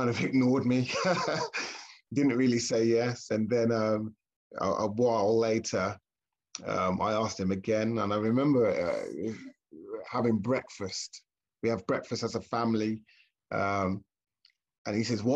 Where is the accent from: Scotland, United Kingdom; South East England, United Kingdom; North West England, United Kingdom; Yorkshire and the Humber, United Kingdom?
South East England, United Kingdom; Milton Keynes; now in Oxford, United Kingdom; I was born in Milton Keynes, and I was raised in that church, Faith Tabernacle, in Milton Keynes